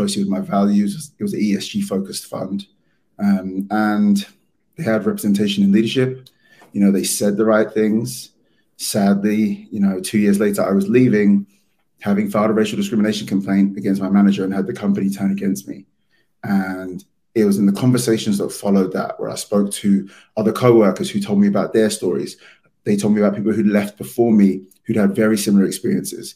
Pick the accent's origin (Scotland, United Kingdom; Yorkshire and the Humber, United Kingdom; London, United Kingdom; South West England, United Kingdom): London, United Kingdom; moved away as an adult; now in New York, United States; as you can tell from my accent, I'm from London.